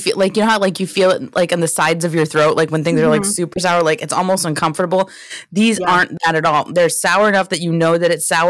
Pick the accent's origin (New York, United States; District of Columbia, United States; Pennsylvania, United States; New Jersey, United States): Pennsylvania, United States; now in Florida, United States; That's where I'm originally from.